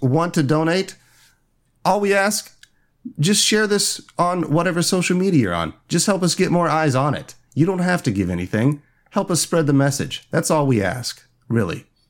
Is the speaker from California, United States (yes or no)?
no; Indiana, United States; moved away; In Indiana, my home state